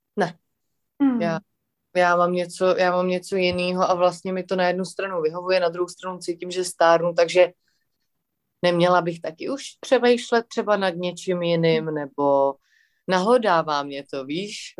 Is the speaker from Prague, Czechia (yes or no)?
yes; Prague, Czechia; já jsem takový floutek ze Žižkova, co má doma prostě tři kočky